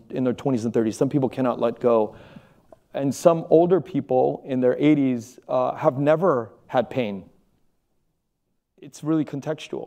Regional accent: Pennsylvania, United States; was born in Pennsylvania

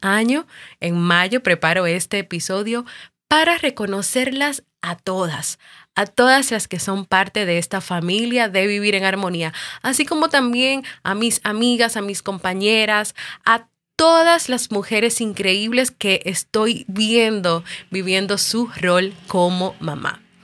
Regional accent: Dominican Republic; En mi país, República Dominicana

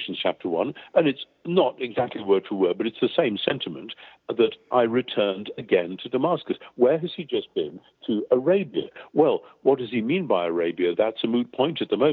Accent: near Newcastle upon Tyne, North East England, United Kingdom; I grew up near Newcastle-on-Tyne, where there was a large Jewish community

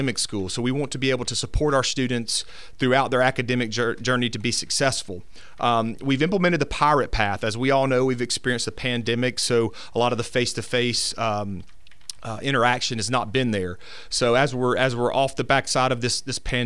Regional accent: Summerton, Alabama, United States; moved away as an adult; I come from Summerton, Alabama. It's about 25 miles west of Birmingham. So I spent all my P-12 school there

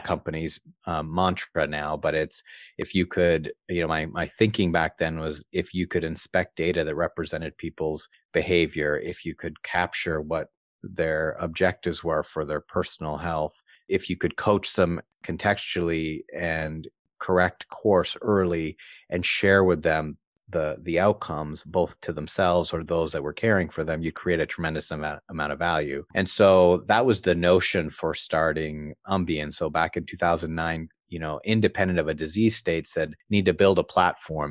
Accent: East Coast of Canada, Canada; I grew up on the East Coast of Canada

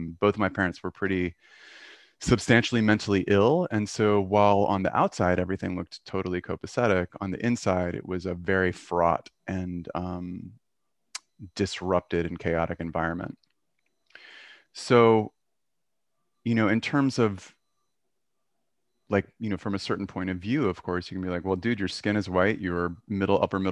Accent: Atlanta, Georgia, United States; I grew up in Atlanta in the 70s

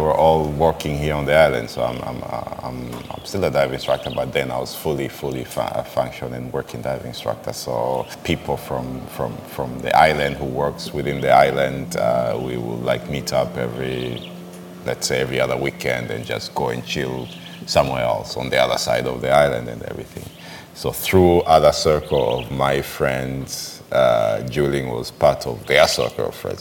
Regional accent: Arusha, Tanzania; now in Zanzibar, Tanzania; I'm from Arusha, it's like I'm a Maasai and I'm from a landlocked uh, region

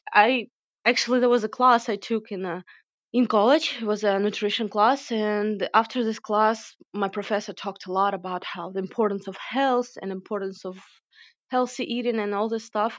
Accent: Ukraine; moved away as an adult; also born or lived in United States / Kyiv, Ukraine; I was born and raised in Ukraine, so that celebration is part of my culture

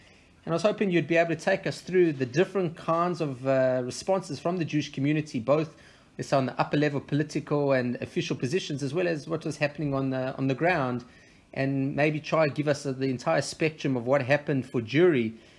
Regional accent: South Africa; moved away as an adult; I grew up until 18 in South Africa on the back end of apartheid. I was born in 1978, left in 96, so I got the back end of apartheid

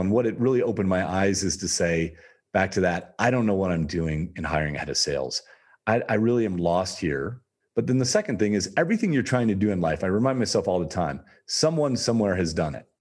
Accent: Toledo, Ohio, United States; I grew up in Toledo, Ohio, in the rough part of Toledo, Ohio

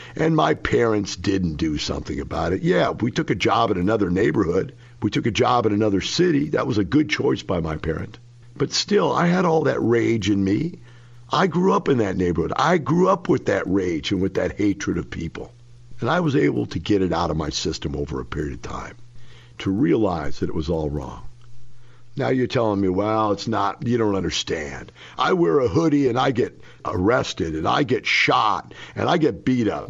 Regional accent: Florissant, Missouri, United States; moved away; I grew up in Florissant, Missouri.

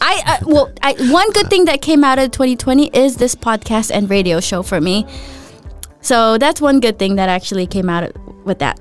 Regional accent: United States; I'm American

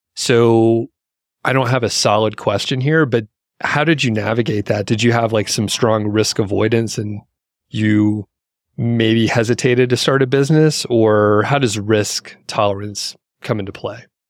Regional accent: United States; as an American

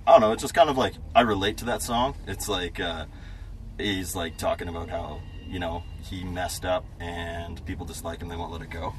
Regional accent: Manitoba, Canada; I'm Canadian.

